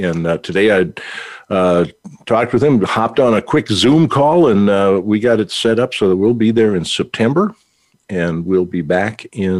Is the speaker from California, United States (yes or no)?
no; North Dakota, United States; also born or lived in Chicagoland; now in Chicago, United States; I'm from North Dakota